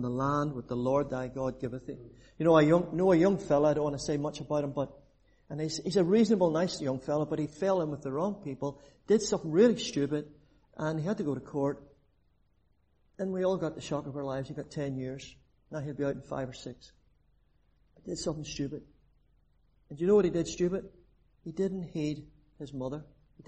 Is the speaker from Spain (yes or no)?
no; Belfast, Northern Ireland, United Kingdom; now in Cork, Ireland; I'm actually down in Cork. I'm originally from the Shankill.